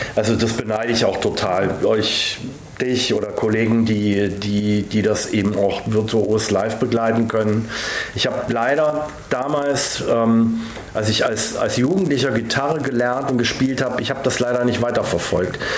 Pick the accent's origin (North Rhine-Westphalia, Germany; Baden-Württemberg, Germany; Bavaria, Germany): Baden-Württemberg, Germany; Villingen; ich bin ja wirklich da geboren und aufgewachsen. Genau genommen in Villingen im Schwarzwald